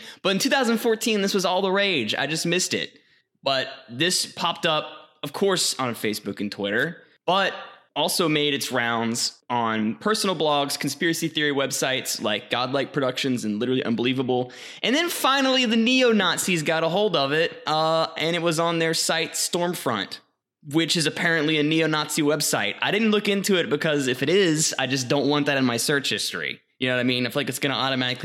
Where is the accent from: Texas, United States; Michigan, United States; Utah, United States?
Texas, United States; Waco; Waco, hometown.